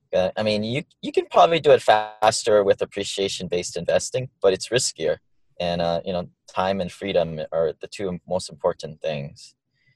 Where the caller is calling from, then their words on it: Honolulu, Hawaii, United States; also born or lived in Maui; I'm calling in from Honolulu, Hawaii, my new home.